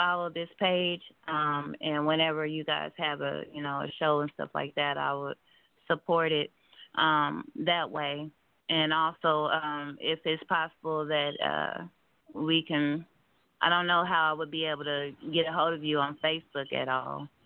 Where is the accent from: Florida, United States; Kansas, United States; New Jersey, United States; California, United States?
Kansas, United States; Kansas City; I'm from Kansas City, Kansas. Um, I actually stayed down here since I was two, so this is all I know down here.